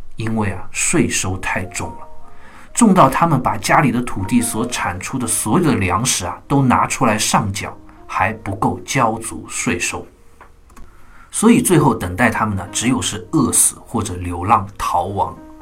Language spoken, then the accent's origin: Chinese; China; 我们中国人